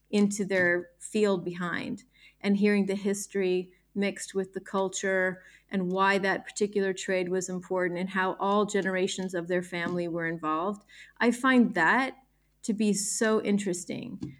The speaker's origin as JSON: {"language": "English", "town": "Newport Beach", "region": "California", "country": "United States", "tie": "born or raised there", "said": "So I was born in born in Southern California um, in a place called Newport Beach and that's in Orange County, which is between Los Angeles and San Diego. And I lived many places in in and around that area"}